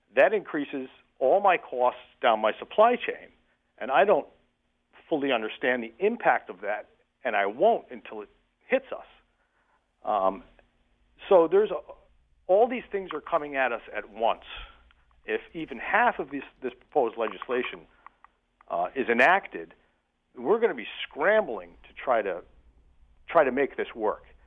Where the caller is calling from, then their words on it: Windham County, Northeastern Connecticut, United States; I'm calling in from Eastern Connecticut, Northeastern Connecticut, kind of poor relation, poor cousin up here in Wyndham County